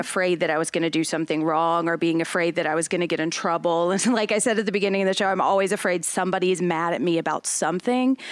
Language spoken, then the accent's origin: English; Nashville, Tennessee, United States; I'm from Nashville